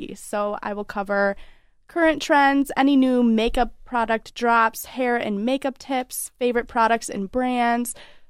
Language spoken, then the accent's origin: English; Ravenna, Michigan, United States; I'm from a small town in West Michigan called Ravenna.